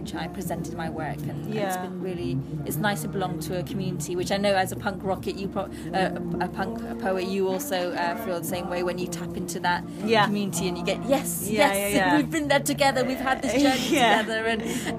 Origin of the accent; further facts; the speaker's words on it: Bristol, South West England, United Kingdom; also born or lived in Bath / East London; now in London, United Kingdom; I grew up in St. Paul's, which was a very multi-ethnic, diverse area in the 80s, a very deprived area. And then moving to areas like, let's even say Andrews and then Redland.